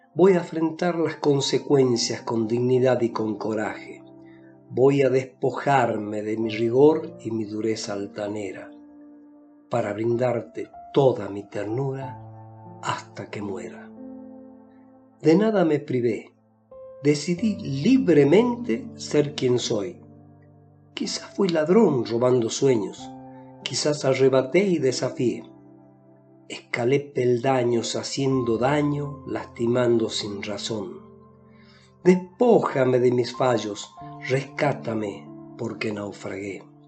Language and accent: Spanish; Salta, Argentina; soy de Salta, una provincia de la República Argentina